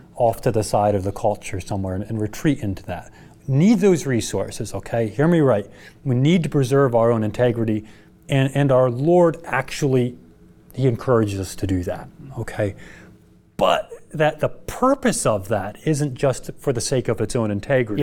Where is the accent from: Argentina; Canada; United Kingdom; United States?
United States; as an American culture